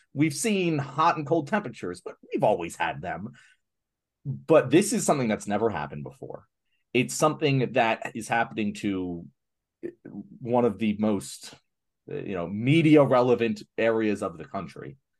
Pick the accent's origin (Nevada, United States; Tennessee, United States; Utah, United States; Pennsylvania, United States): Pennsylvania, United States; Philadelphia; as a Philadelphian